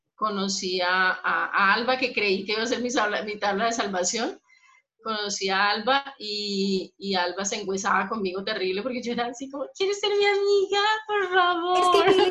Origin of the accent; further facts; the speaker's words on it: Bogotá, Colombia; moved away as an adult; also born or lived in Bucaramanga, Colombia; soy, soy de Bogotá